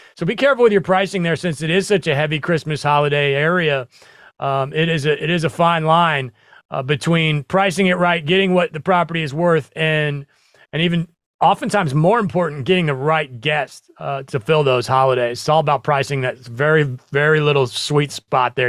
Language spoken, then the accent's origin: English; Nebraska, United States; I grew up in the Midwest. I grew up in Nebraska